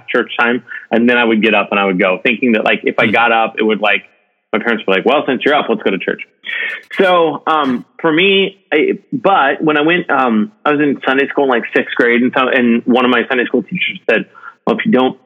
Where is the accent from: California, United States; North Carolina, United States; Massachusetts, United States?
California, United States; Modesto; also born or lived in Ohio / Fresno, California; now in Irvine, United States; I was born in Ohio, and my parents, and I was there until about third grade. And I think my dad got a job transfer when I was in third grade, and so we moved from Ohio out to California, a little north of where I'm at right now, called the Central Valley, in an area like Modesto, Fresno, Stockton area